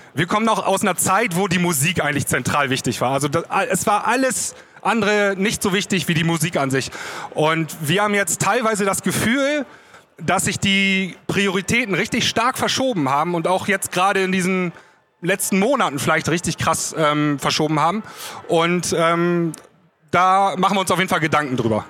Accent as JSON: {"language": "German", "area": "the Northwest", "region": "northwest Germany", "country": "Germany", "said": "bei mir da oben im Nordwesten, wo ich herkomme"}